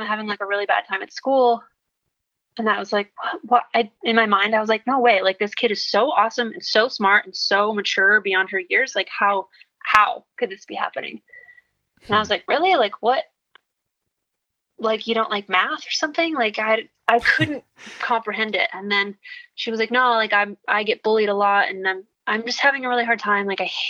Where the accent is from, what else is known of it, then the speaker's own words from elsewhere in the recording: Midwest, United States; And I grew up in the Midwest and it's all very like sheltered and closed-minded.